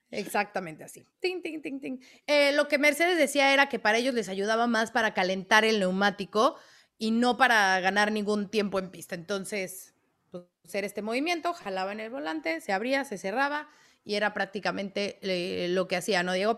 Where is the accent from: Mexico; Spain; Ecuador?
Ecuador; Cuenca, Azuay; now in Bogotá, Colombia; soy de Cuenca, Ecuador, pero me encuentro viviendo en Bogotá, Colombia